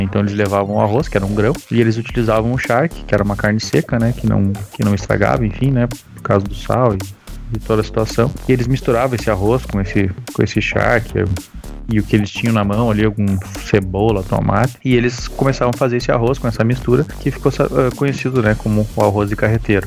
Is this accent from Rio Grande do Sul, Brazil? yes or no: yes; Passo Fundo, Rio Grande do Sul, Brazil; Passo Fundo, que é a cidade onde eu nasci